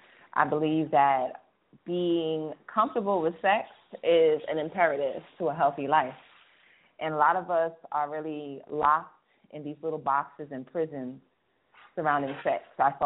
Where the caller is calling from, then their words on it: Atlanta, Georgia, United States; I'm calling from Atlanta.